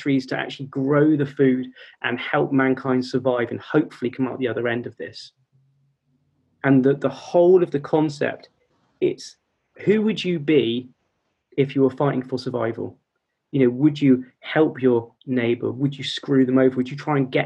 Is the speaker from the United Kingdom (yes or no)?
yes; United Kingdom